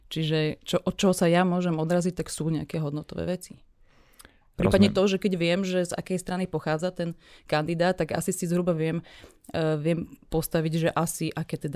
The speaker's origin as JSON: {"language": "Slovak", "town": "Rimavská Sobota", "region": "Banská Bystrica Region", "country": "Slovakia", "said": "Samozrejme, že v malých mestách, keďže ja pochádzam z Rimavskej soboty"}